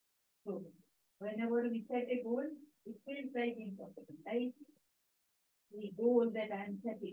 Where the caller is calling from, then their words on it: Sweden; So that was my daughter, and we're calling from Sweden